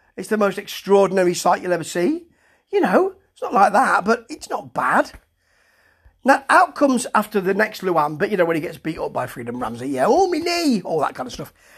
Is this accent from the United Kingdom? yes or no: yes; United Kingdom; me being a Brit